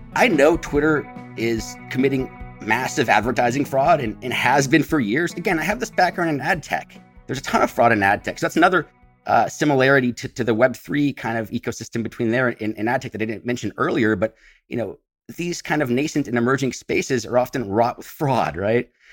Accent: San Francisco Bay Area, California, United States; moved away as an adult; I grew up in the San Francisco, uh, Bay Area, about twenty-five miles east of San Francisco

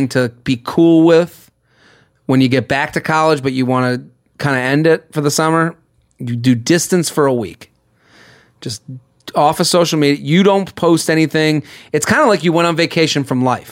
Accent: outside of Boston, Massachusetts, United States; I'm from outside of Boston.

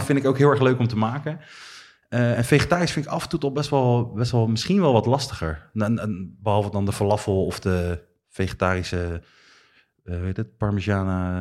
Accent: Netherlands; wij Nederlanders

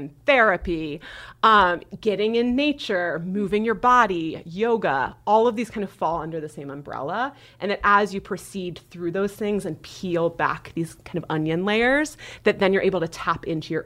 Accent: Nebraska, United States; I was raised in Nebraska

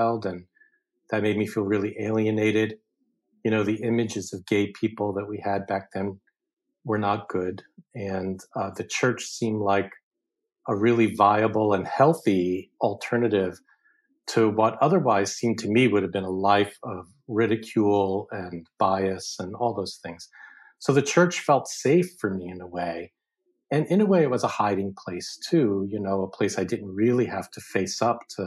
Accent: New York City, New York, United States; I grew up in Brooklyn, New York, with a working class poor family, Italian and Irish

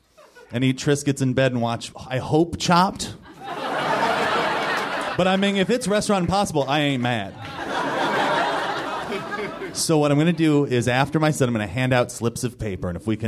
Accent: Los Angeles, California, United States; I am from Southern California. Do we have anybody else here who's from Southern California?

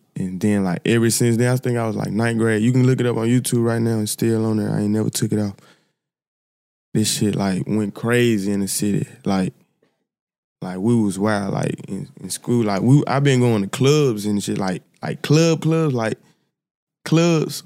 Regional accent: Memphis, Tennessee, United States; I'm from Memphis, South Memphis, to be exact. Like, I was raised by my, my grandma and my great-grandma

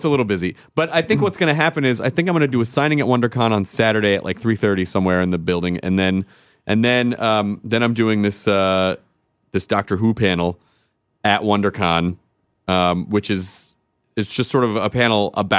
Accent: the South, United States; I'm from the South too

